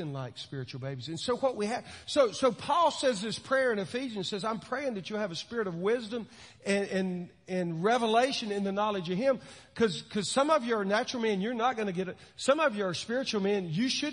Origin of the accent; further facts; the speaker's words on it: Williston, Florida, United States; I grew up in Williston, Florida